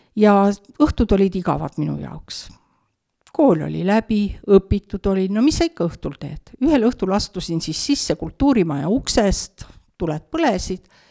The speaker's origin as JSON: {"language": "Estonian", "town": "Türi", "region": "Järva County", "country": "Estonia", "tie": "born or raised there", "also_born_or_lived": "Suure-Jaani", "moved": "yes", "lives_now": "Otepää, Estonia", "said": "sündisin küll Suure-Jaanis, aga oma teadliku elu olen elanud Türi linnas, Kesk-Eestis"}